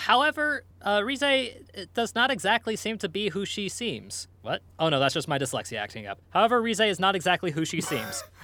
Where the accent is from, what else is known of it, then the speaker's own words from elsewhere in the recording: United States; I'm American